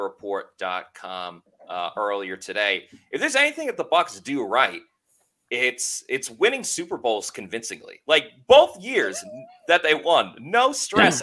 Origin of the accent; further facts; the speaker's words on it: New York, United States; moved away; also born or lived in Tampa; growing up in New York, watching it there